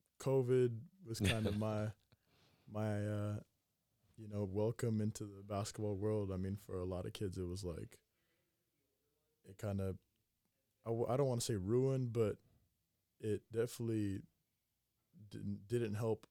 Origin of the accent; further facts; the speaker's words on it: Sacramento, California, United States; also born or lived in Greece; Yeah, so I was born in Greece. Moved a bunch of times while my dad was playing. Moved to Sacramento. in fifth grade.